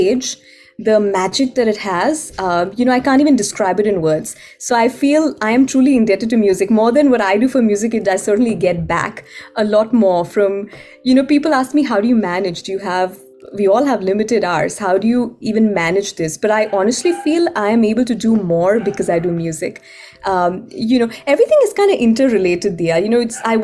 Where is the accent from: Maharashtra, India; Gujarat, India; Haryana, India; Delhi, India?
Gujarat, India; Ahmedabad; moved away as an adult; now in Seattle, United States; I was born and raised in Ahmedabad